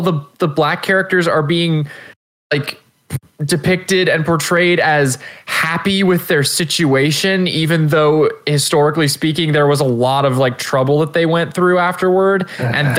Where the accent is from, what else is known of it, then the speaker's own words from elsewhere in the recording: United States; Not only am I American, I'm a homeschooled American.